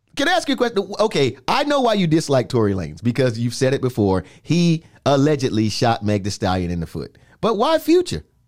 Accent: New York, United States; growing up in New York

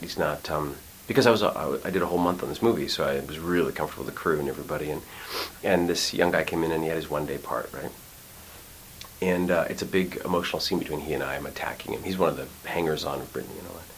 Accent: Montreal, Quebec, Canada; moved away as an adult; I grew up in Montreal

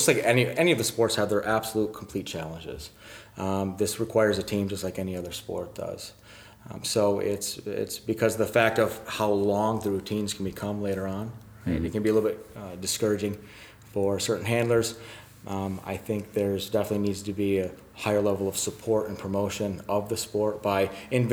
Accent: Flint, Michigan, United States; now in Jacksonville, United States; I'm from Jacksonville, Florida, originally from Michigan

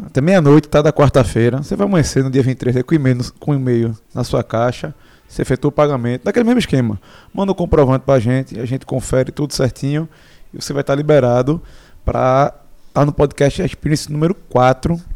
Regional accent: Petrolina, Pernambuco, Brazil; eu sou de Petrolina

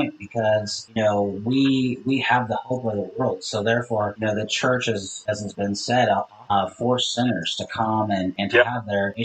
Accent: Seattle, Washington, United States; I grew up in Seattle

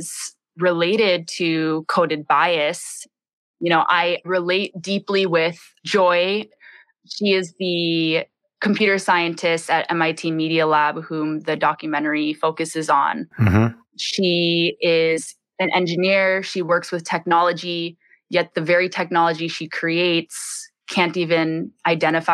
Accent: Bay Area, California, United States; now in Hawaii, United States; I grew up in the Bay Area, low income

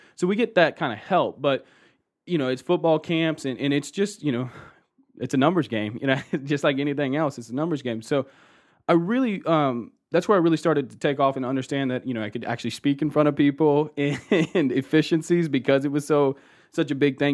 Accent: Austin, Texas, United States; also born or lived in Colorado Springs, Colorado / Houston, Texas; actually born and raised in Austin, Texas. So, uh, Texas boy, tried and true

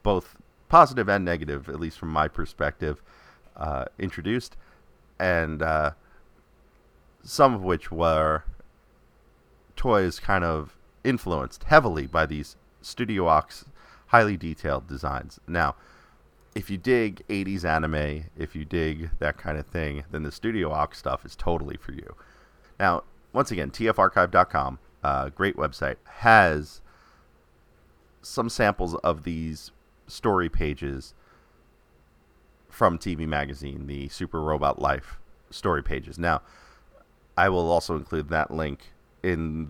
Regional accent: New York City, New York, United States; New York City, my hometown

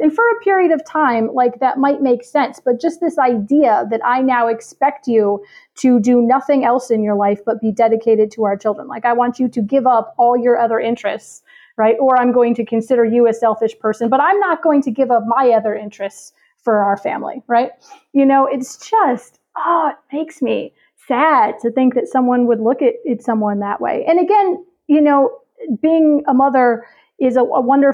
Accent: Chicago, Illinois, United States; I'm from Chicago

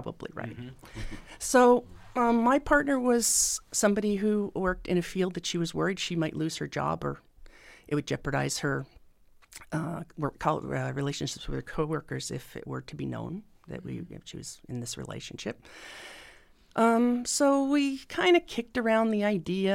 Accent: New Jersey, United States; now in Indiana, United States; I'm from New Jersey

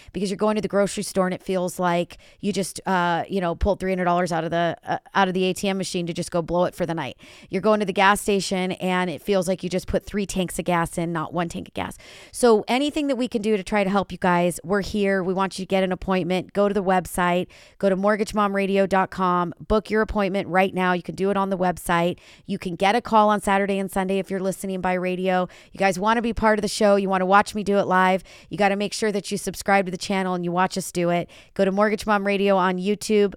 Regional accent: California, United States; my hometown is California. This is where I'm sitting.

